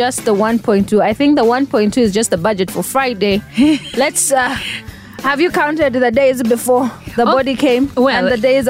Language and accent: English; Katakwi, Eastern Region, Uganda; I'm from Katakui.